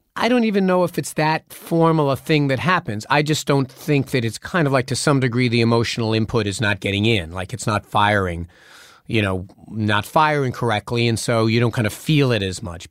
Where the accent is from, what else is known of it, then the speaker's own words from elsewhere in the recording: New York, United States; I was just being a New Yorker